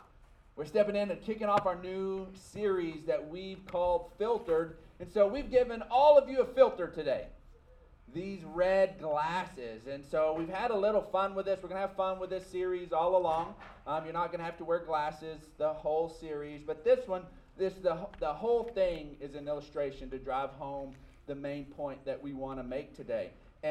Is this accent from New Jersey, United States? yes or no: no; Texas, United States; People who were born and raised in West Texas see life a certain way. Not that all of us are cookie cutter and all of us, but your life growing up in West Texas, your life growing up in America